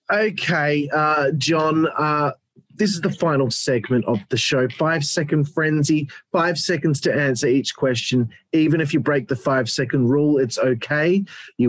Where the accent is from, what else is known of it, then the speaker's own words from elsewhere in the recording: Australia; I'm Australian